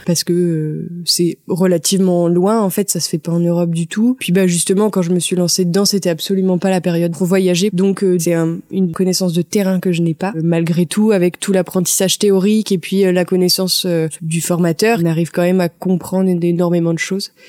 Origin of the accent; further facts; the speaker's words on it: La Chapelle-Montligeon, Normandy, France; moved away as an adult; also born or lived in L'Aigle / Paris; now in Mortagne-au-Perche, France; J'ai grandi euh, à la Chapelle Montligeon en fait. Puis après toute ma scolarité, collège, lycée, ça a été à Mortagne